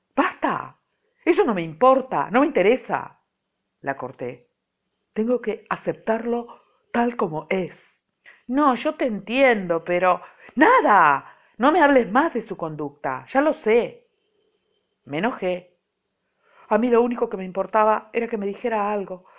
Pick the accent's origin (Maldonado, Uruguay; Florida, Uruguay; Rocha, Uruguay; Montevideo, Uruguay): Montevideo, Uruguay; Nací en Montevideo, hace muchos miles de años, bueno, nací en Montevideo ah, en el siglo pasado